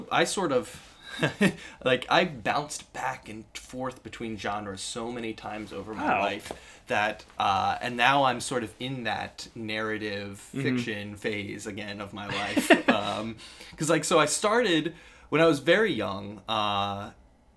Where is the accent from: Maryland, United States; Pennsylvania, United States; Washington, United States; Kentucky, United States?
Maryland, United States; Baltimore; I was born and raised in Baltimore, Maryland